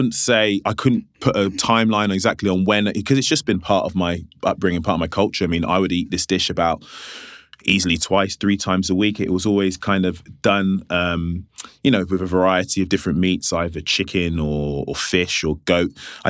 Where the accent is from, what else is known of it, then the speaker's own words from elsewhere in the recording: Nigeria; This is something that we Nigerians own, not even just Nigerians, but Ghanaians, West Africans own this on our sleeve.